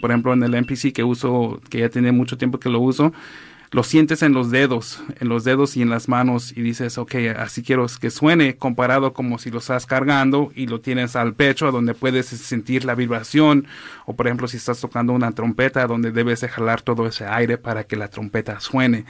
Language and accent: Spanish; Los Angeles, California, United States; also born or lived in Oaxaca; crecí aquí en ah, West Los Ángeles